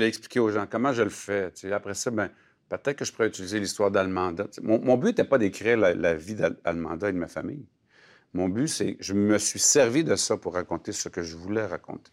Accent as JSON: {"language": "French", "town": "Alma", "region": "Quebec", "country": "Canada", "tie": "born or raised there", "said": "je suis né à Alma"}